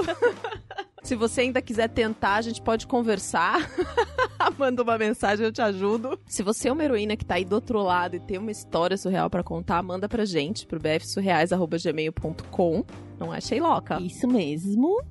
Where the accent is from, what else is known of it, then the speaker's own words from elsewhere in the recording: Juiz de Fora, Minas Gerais, Brazil; now in São Paulo, Brazil; Eu vim de de Fora, que é um pouco maior, mas é cidade do interior também